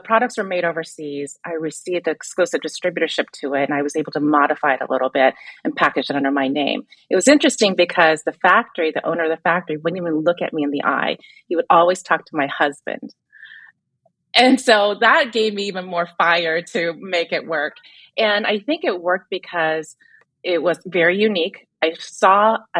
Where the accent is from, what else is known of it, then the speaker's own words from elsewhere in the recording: Vancouver, British Columbia, Canada; I grew up in Canada, Vancouver, Canada